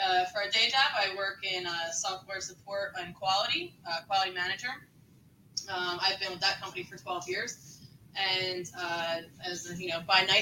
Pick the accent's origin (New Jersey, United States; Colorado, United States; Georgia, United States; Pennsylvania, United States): Pennsylvania, United States; Feasterville; now in Yardley, United States; Um, I am born and raised in Feasterville.